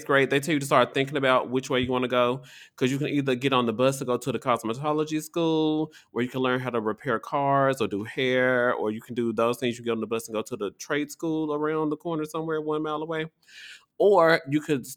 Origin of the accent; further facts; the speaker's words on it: Tennessee, United States; now in Washington, D.C., United States; My home state, Tennessee